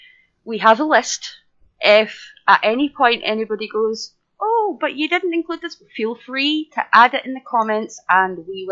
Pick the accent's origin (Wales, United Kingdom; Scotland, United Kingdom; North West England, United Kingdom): Scotland, United Kingdom; I'm Scottish.